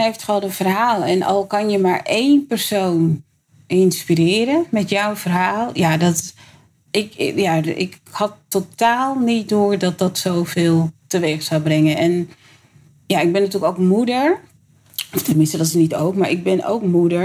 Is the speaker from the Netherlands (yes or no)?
yes; Amsterdam, North Holland, Netherlands; ik ben opgegroeid in de Bijlmer